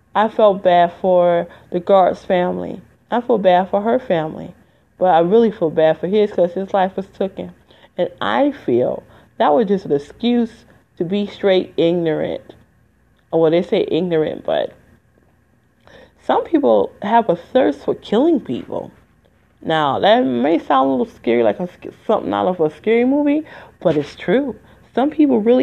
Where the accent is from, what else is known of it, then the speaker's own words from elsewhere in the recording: Detroit, Michigan, United States; moved away; I'm from Wayne County, which is 313 Detroit.